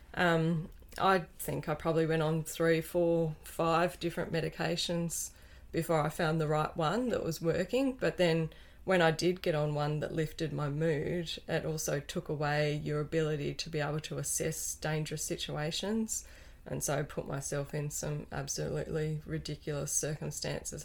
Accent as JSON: {"language": "English", "town": "Wynyard", "region": "Tasmania", "country": "Australia", "tie": "born or raised there", "said": "I was born over in Wynyard, and with loving parents on a dairy farm, yep. just ten minutes out of town"}